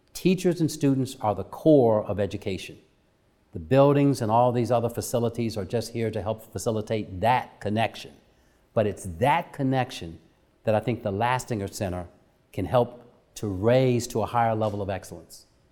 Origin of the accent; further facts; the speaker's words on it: Dayton, Ohio, United States; a young African-American growing up in Dayton, Ohio